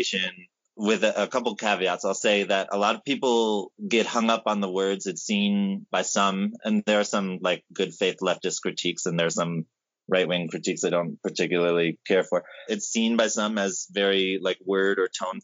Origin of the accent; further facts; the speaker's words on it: United States; I grew up in Lenape territories of New York and New Jersey